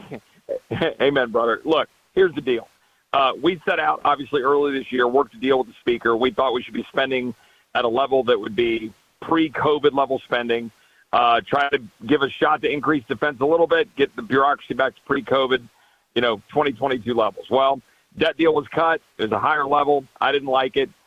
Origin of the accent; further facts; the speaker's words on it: Texas, United States; I'm a Texan.